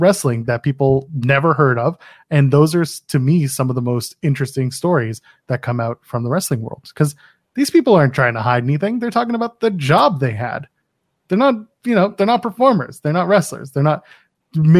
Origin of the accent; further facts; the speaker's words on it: Canada; I'm a Canadian